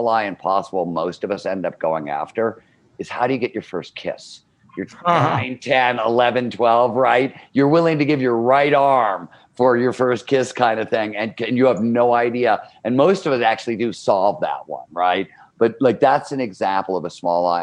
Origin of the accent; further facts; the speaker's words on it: Cleveland, Ohio, United States; growing up in Cleveland, Ohio, blue collar steel mill town, 70s